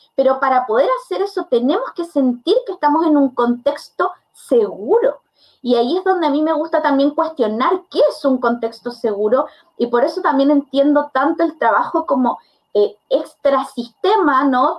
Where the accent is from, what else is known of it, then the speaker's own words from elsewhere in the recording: Curicó, Maule, Chile; yo no soy de Santiago, yo soy de Curicó.